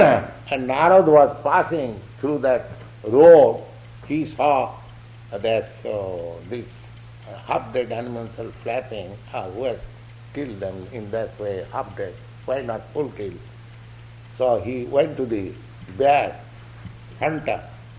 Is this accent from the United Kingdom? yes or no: no; India; here is one gentleman from India, I am from India.